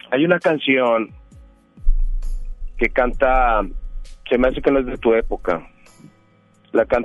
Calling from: Monterrey, Nuevo León, Mexico; De Monterrey, aquí de Monterrey.

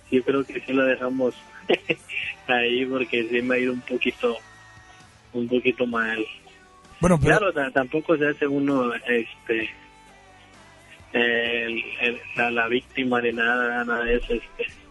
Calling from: San Nicolás, Nuevo León, Mexico; De acá de San Nicolás.

